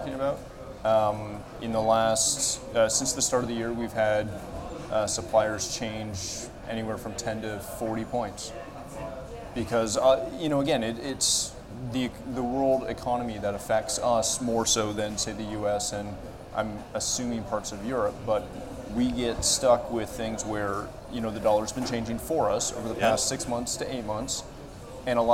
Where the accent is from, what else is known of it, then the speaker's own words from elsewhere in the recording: Canada; most Canadians know this